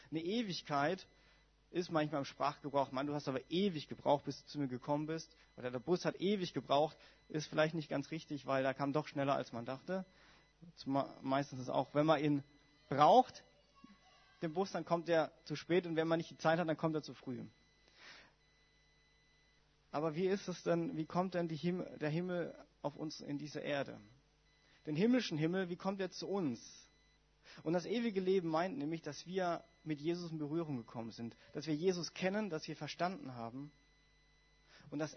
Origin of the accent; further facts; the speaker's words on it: Heidelberg, Baden-Württemberg, Germany; ich komme ja aus Baden-Württemberg und ich komme aus einer FWG in also Großraum Heidelberg